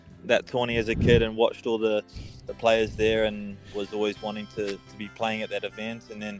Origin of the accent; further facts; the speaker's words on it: Auckland, New Zealand; So it'd be nice to lift the trophy in my hometown